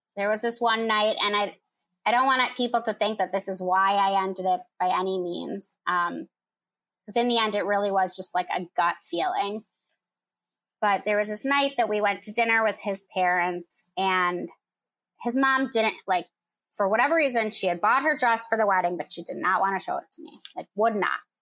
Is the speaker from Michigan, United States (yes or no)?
yes; Michigan, United States; moved away as an adult; now in Chicago, United States; I'm from Michigan. I live in Chicago.